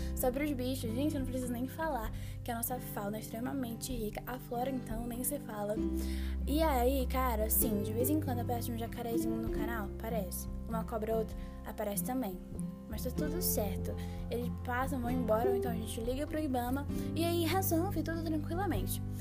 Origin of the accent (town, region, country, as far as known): Belém, Pará, Brazil; born or raised there